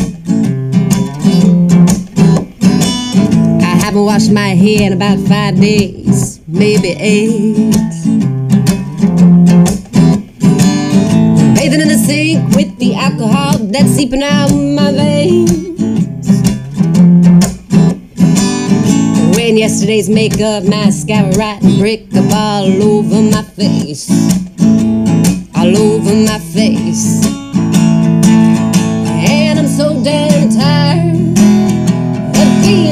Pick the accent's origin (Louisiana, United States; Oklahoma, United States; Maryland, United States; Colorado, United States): Louisiana, United States; New Orleans; I was born in New Orleans